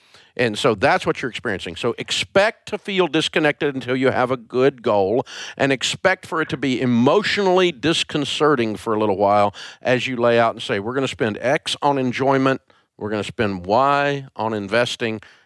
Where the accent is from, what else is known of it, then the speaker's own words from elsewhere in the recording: Antioch, Tennessee, United States; I'm a kid from Antioch, Tennessee